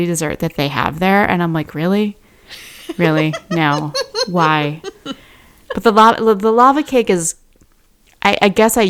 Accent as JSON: {"language": "English", "region": "Midwest", "country": "United States", "tie": "born or raised there", "also_born_or_lived": "Twin Cities, Minnesota", "moved": "as an adult", "lives_now": "Austin, United States", "said": "I left the Midwest when I was 25"}